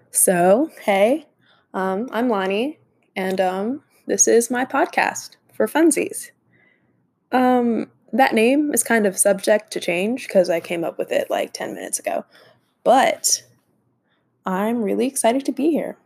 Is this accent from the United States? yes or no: yes; Dallas, Texas, United States; I'm from Dallas, so I'm American